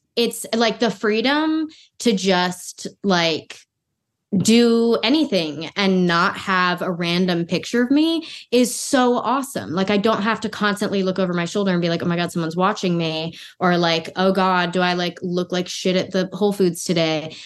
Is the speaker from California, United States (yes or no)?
yes; Los Angeles, California, United States; moved away as an adult; I'm born and raised in Los Angeles